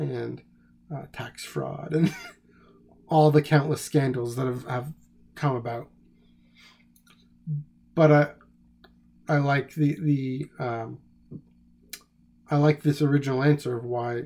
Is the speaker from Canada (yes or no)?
yes; Canada; I'm Canadian